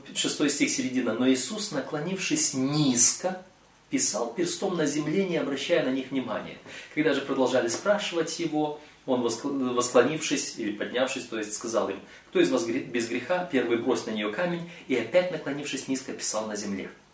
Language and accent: Russian; Moldova; я родом из Молдовы, из Молдавии